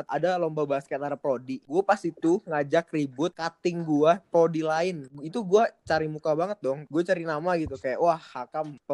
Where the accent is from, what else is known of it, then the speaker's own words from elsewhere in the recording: Bekasi, West Java, Indonesia; dari asal gua di Bekasi sama di Jakarta tuh gak jauh beda orang-orangnya